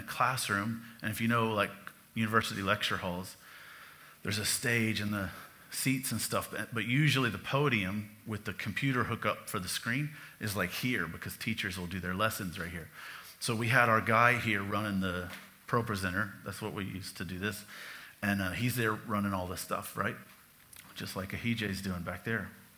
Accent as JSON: {"language": "English", "country": "United States", "said": "I'm American"}